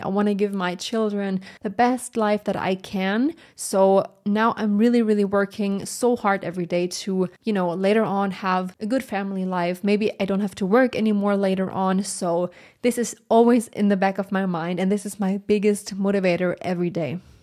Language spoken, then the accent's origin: English; Germany; English is a second language; I'm from Germany, so English is not my first language